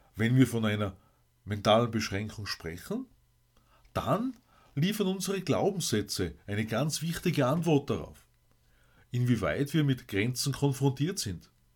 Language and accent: German; Austria; bei uns in Österreich